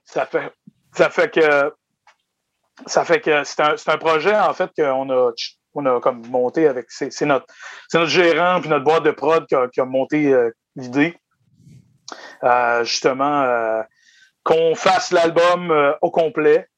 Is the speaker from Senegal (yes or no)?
no; Îles-de-la-Madeleine, Quebec, Canada; je venais de, je viens de Désir de la Madeleine